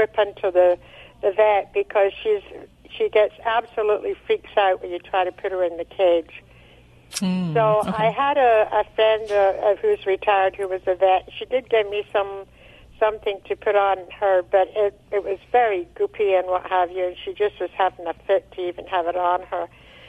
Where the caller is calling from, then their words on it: San Luis Obispo, California, United States; San Luis Obispo on the Central Coast, California.